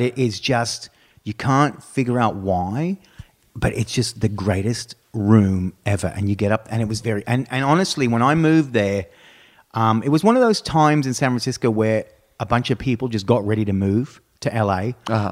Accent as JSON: {"language": "English", "town": "Brisbane", "region": "Queensland", "country": "Australia", "tie": "born or raised there", "also_born_or_lived": "Texas", "moved": "yes", "lives_now": "United States", "said": "Brisbane, which is my hometown"}